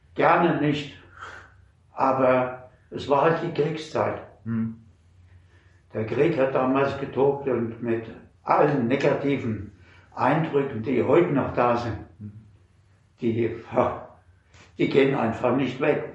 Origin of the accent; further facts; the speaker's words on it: Mainz, Rhineland-Palatinate, Germany; ich bin äh, im August 39 geboren und seitdem ununterbrochen in Mainz.